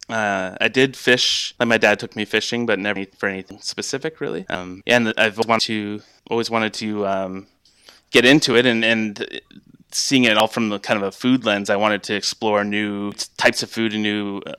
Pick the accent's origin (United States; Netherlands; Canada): Canada; London, Ontario; moved away as an adult; also born or lived in Quebec / Alberta; now in Kingston, Canada; I grew up in London, Ontario, which is kind of southwestern